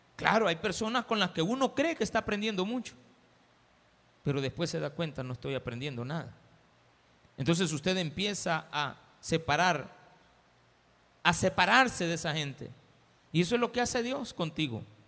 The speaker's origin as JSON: {"language": "Spanish", "country": "El Salvador"}